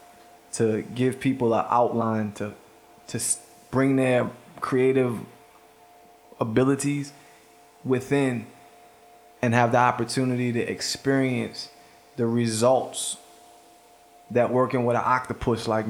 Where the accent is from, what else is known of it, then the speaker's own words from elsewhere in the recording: Baltimore, Maryland, United States; I'm from Baltimore.